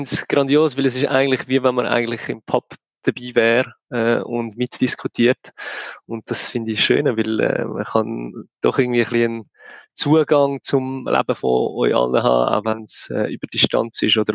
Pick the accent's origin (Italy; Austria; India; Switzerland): Switzerland; Zollikon, Zurich; also born or lived in London / Brussels; now in Bern, Switzerland; ich bin in Zollikow aufgewachsen, zusammen mit Tommy schon, der Albi dann später auch dazugekommen. Und ähm, ja, mittlerweile wohne ich in Bern und zwischendurch ähm, verschiedene Orte auf der Welt